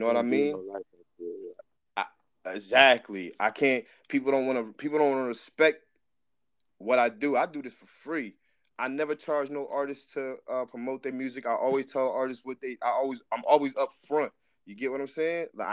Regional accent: New Jersey, United States; now in California, United States; And like I said, I'm from New Jersey, but I live in California.

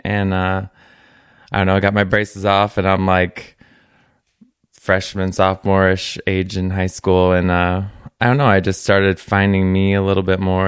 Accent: Gillespie, Illinois, United States; I grew up in Gillespie, Illinois

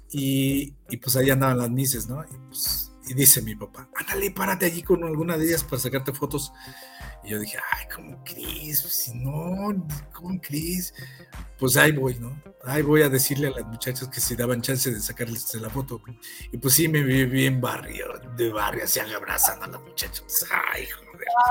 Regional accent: Mexico City, Mexico; moved away as an adult; now in Morelia, Mexico; yo soy originario del Distrito Federal, yo llegué al, a Morelia al, al 86

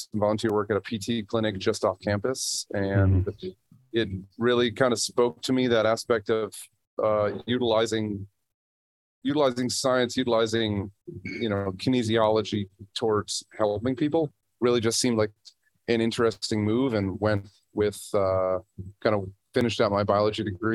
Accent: Ohio, United States; moved away as an adult; now in Colorado, United States; I was born out here in Colorado, but I grew up in Ohio

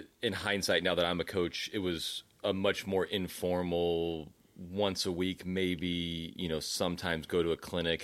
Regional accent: United States; as an American

